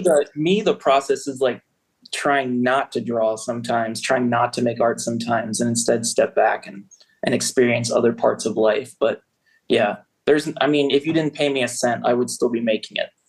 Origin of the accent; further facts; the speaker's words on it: Prince George's County, outside DC, Maryland, United States; now in Baltimore, United States; I grew up uh, right outside of DC, Prince George's County.